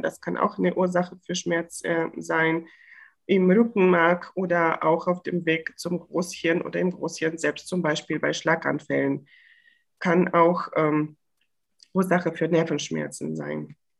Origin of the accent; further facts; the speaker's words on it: Bulgaria; now in Bochum, Germany; ich komme aus Bulgarien gebürtig